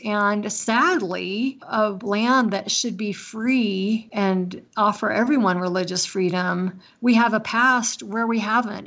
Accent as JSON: {"language": "English", "country": "United States", "tie": "born or raised there", "said": "I was born here in America. I'm a citizen, a natural born citizen, because I was born on American soil"}